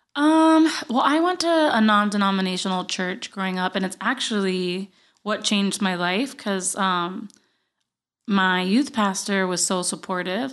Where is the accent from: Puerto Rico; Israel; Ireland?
Puerto Rico; Guaynabo; accent: Puerto Rican; moved away as an adult; now in United States; I grew up in Guaynabo, Puerto Rico.